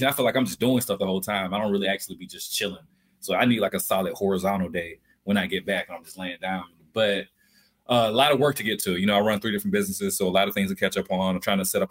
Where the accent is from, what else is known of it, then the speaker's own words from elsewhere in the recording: Albany, Georgia, United States; I'm from Albany, Georgia, deep down south, birthplace of …